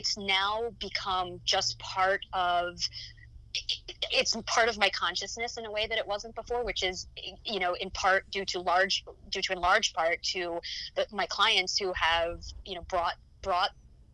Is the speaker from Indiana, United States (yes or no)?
no; Rockland County, New York, United States; the Rockland Family Shelter, which was an organization in my hometown